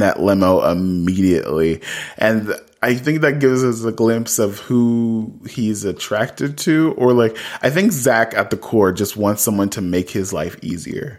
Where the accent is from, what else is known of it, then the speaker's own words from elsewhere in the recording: Columbus, Ohio, United States; I'm from Columbus, Ohio